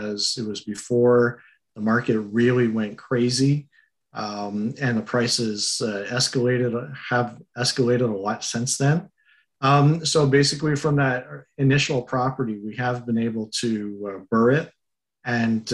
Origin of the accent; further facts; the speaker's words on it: Montreal, Quebec, Canada; moved away as an adult; now in Cornwall, Canada; originally I am from Montreal, and I've been living out near Cornwall for about the last 12 years